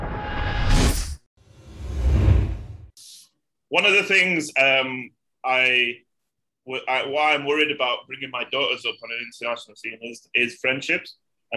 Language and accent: English; United Kingdom; I'm from the UK